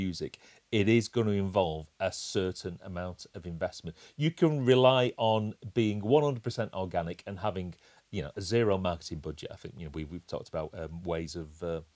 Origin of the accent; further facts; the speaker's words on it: England, United Kingdom; we're English